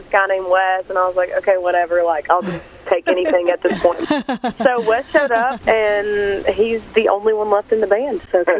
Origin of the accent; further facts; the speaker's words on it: East Tennessee, United States; we're both from East Tennessee